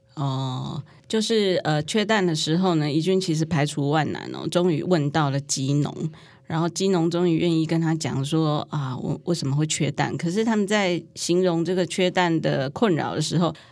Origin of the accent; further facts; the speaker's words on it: Taiwan; 那我们台湾人口呢，是两千三百万人